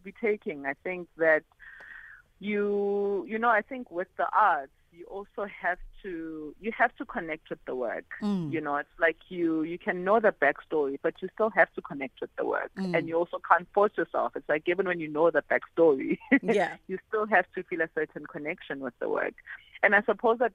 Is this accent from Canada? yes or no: no; South Africa; a South African Black female photographer